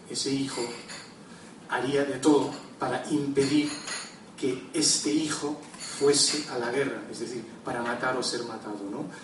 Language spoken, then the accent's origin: Spanish; Lebanon; born there; sabéis que yo nací en el Líbano, que es un país que últimamente en los últimos tiempos ha habido muchísimos conflictos y muchas guerras